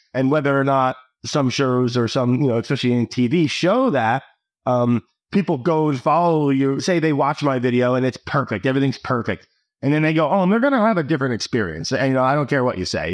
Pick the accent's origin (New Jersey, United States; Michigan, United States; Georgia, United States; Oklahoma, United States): New Jersey, United States; I grew up in New Jersey